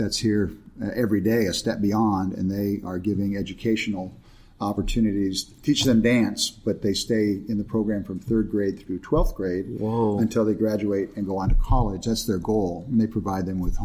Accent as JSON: {"language": "English", "town": "Chino", "region": "California", "country": "United States", "tie": "born or raised there", "lives_now": "Escondido, United States", "said": "I was raised in Chino, actually, up in San Bernardino County"}